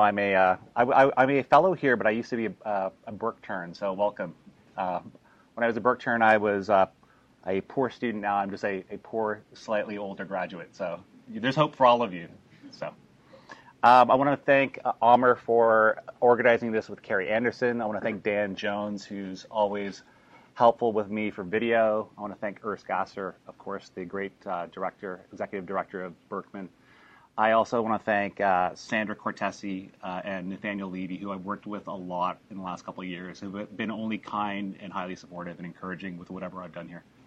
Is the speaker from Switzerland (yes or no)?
no; Canada; first language English; I'm originally from Canada. My first language is English